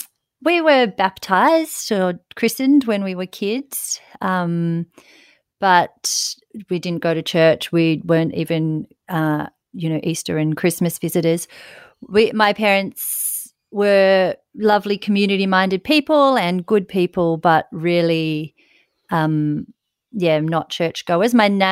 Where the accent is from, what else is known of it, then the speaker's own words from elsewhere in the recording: Ulladulla, New South Wales, Australia; moved away as an adult; now in Sydney, Australia; I grew up in Ulladulla, which is lovely seaside town down on the south coast.